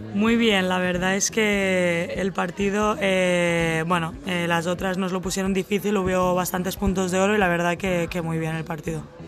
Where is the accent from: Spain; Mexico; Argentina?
Spain; Castellar del Vallès, Catalonia; also born or lived in Sabadell / Oklahoma, United States; mi, mi, pueblo se llama Castellar del Vallés.